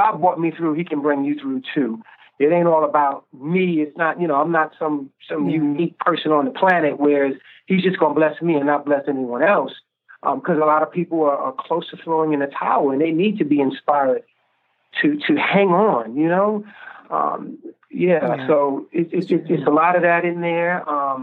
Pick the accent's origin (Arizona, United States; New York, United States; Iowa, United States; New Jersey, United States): New York, United States; I grew up in New York, so I've been exposed to all of these different styles of music.